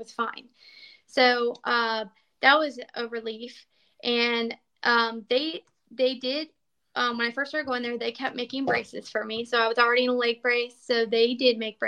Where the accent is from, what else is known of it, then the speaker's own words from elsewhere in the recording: Florida, United States; I was a barefoot kid. I grew up in Florida